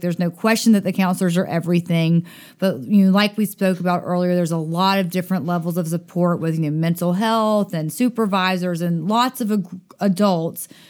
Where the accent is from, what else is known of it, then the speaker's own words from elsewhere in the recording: Dothan, Alabama, United States; moved away; also born or lived in Utica, Mississippi; I grew up in Dothan, Alabama